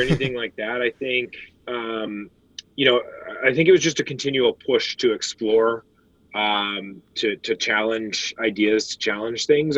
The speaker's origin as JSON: {"language": "English", "town": "Denver", "region": "Colorado", "country": "United States", "tie": "born or raised there", "said": "I grew up uh, in in Denver, Colorado"}